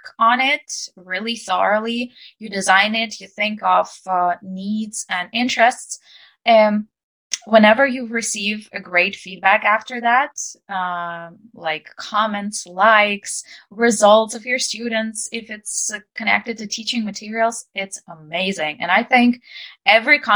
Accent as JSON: {"language": "English", "country": "Ukraine", "second_language": "English", "said": "I'm an English teacher and I'm from Ukraine"}